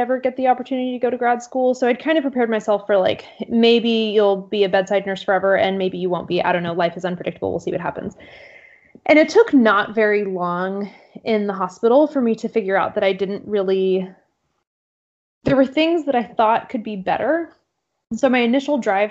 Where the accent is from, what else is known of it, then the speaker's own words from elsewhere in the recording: Central Texas, United States; moved away as an adult; also born or lived in Austin, Texas / Atlanta, Georgia; now in Portland, United States; I'm not originally from Portland. I've lived kind of all over, but I grew up in Central Texas